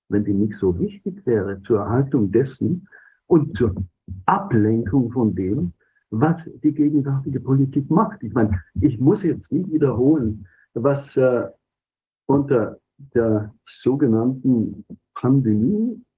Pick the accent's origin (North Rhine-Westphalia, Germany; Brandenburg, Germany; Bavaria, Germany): Bavaria, Germany; Also ich komme aus der Oberpfalz.